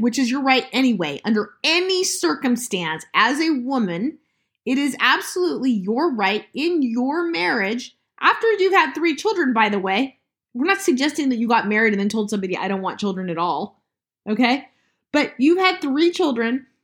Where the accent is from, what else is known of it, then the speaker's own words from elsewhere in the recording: Utah, United States; I went to high school and junior high with my brother-in-law. It's disturbing, I know, it's 'cause I'm from Utah